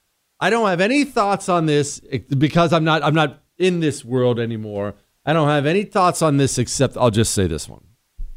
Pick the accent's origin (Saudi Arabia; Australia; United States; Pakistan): United States; I am an American to the core.